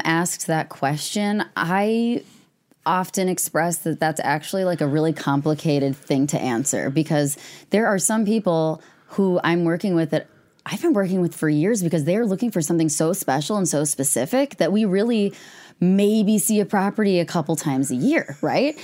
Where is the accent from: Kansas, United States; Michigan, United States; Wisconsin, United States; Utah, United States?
Wisconsin, United States; Madison; also born or lived in Devil's Lake, Wisconsin; I'm from Madison. I grew up on the west side.